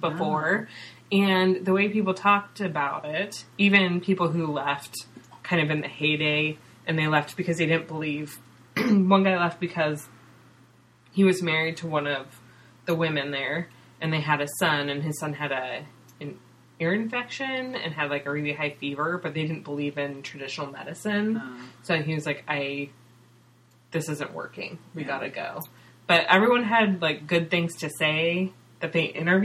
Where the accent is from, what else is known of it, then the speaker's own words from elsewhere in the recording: Northern California, United States; moved away as an adult; now in Seattle, United States; where I grew up in Northern California.